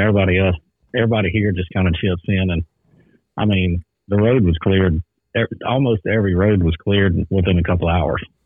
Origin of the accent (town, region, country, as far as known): Southern Louisiana, United States; born or raised there